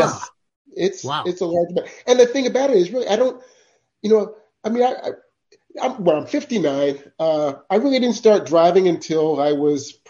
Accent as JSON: {"language": "English", "region": "Vermont", "country": "United States", "tie": "born or raised there", "said": "I'm from Vermont. Okay. So there weren't very many Black people in Vermont, you know, when I was born, when I was growing up"}